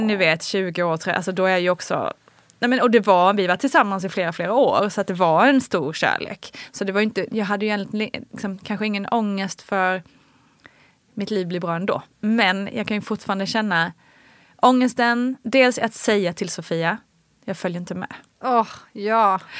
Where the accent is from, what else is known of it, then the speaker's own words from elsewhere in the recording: Småland, Sweden; moved away; also born or lived in Kalmar / Malmö; kommer jag ju från Småland